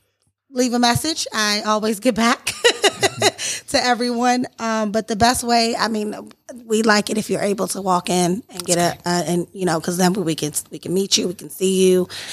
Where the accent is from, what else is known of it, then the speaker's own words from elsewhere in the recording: Washington, District of Columbia, United States; now in Powder Springs, United States; Well, actually, I'm originally from D.C., so all of Georgia is new to me